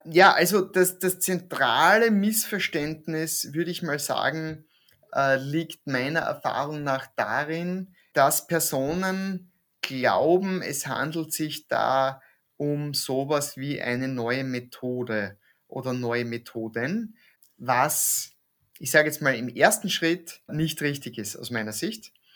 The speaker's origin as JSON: {"language": "German", "region": "East Styria", "country": "Austria", "tie": "born or raised there", "also_born_or_lived": "Graz / Krems / Vienna", "moved": "yes", "said": "Ich komme aus der Steiermark, bin in der Oststeiermark aufgewachsen"}